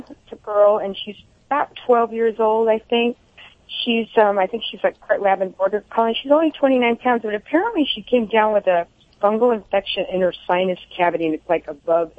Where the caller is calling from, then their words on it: Santa Clarita, California, United States; Santa Clarita.